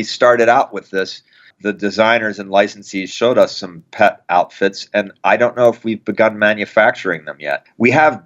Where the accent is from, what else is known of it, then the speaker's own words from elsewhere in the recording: Lititz, Pennsylvania, United States; my hometown in Lititz, Pennsylvania.